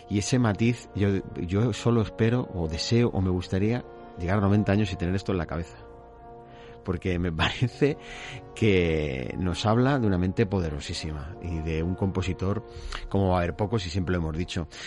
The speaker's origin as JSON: {"language": "Spanish", "region": "Basque Country", "country": "Spain", "said": "Y para adentro, que soy vasco."}